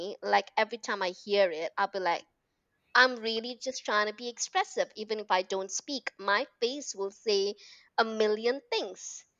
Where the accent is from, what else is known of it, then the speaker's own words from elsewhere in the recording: Malaysia; also born or lived in United Kingdom; I was born and brought up in Malaysia, lived in the UK.